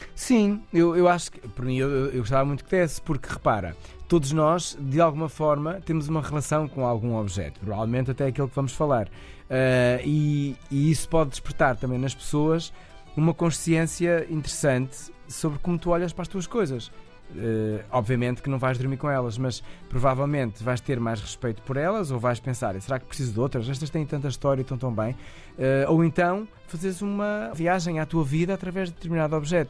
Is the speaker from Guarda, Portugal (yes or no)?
no; Ovar, Aveiro District, Portugal; Eu sou natural de Ovar